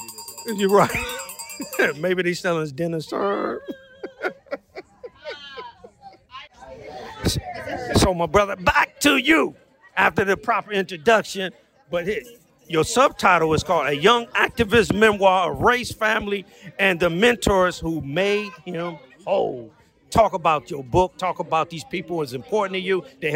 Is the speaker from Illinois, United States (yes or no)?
no; Washington, District of Columbia, United States; moved away as an adult; also born or lived in Prince George's County, Maryland; now in California, United States; I'm from D.C., born and raised. Went to Oxon Hill High School.